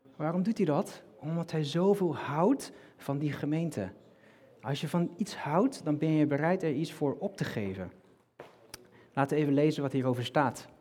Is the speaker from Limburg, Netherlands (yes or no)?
no; North Brabant, Netherlands; now in Rotterdam, Netherlands; ik kom uit Brabant